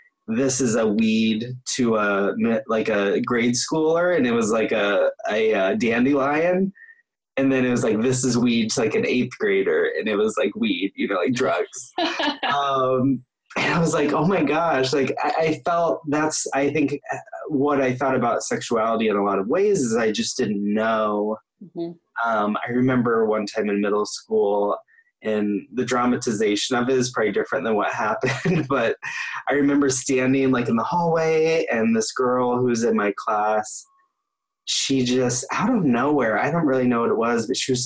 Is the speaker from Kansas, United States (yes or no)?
yes; Topeka, Kansas, United States; I grew up in Topeka, Kansas, you know, which is middle of the country.